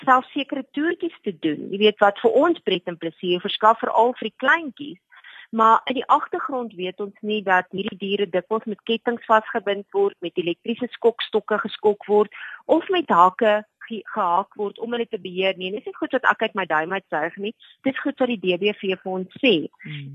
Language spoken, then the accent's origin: Afrikaans; South Africa; vir my as Suid-Afrikaner